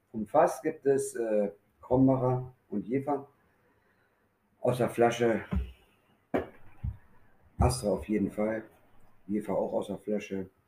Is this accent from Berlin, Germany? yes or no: yes; Berlin, Germany; born there; moved away as an adult; now in Osnabrück, Germany; ich bin gebürtiger Berliner, ich bin 1978 da weg, bin nach Osnabrück gegangen